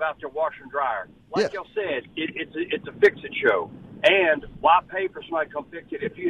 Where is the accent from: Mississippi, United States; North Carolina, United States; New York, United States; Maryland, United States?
Mississippi, United States; Indianola; now in Ridgeland, United States; I'm from Indianola. Technically live in Ridgeland.